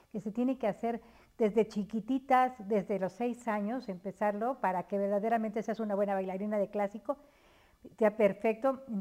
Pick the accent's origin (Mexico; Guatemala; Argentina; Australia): Mexico; Mexico City; moved away as an adult; now in State of Mexico, Mexico; yo vivo, nací en el Distrito